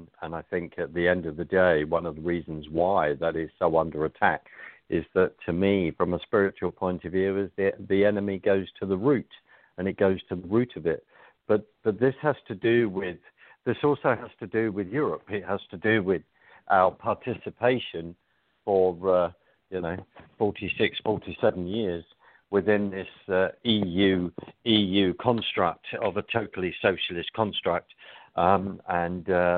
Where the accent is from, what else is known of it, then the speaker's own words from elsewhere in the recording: London, United Kingdom; accent: London; I don't have my Texas drawl. I have my London accent, temporarily